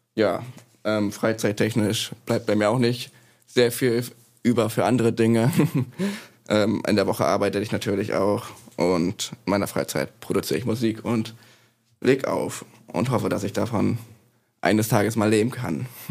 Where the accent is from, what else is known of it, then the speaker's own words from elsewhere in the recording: Neustrelitz, Mecklenburg-Vorpommern, Germany; also born or lived in Leipzig; now in Bremen, Germany; geboren bin ich in Neustrelitz in MacPom.